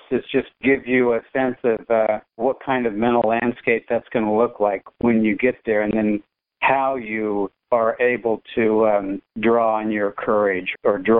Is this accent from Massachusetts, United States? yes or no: no; Wichita, Kansas, United States; growing up in Wichita, Kansas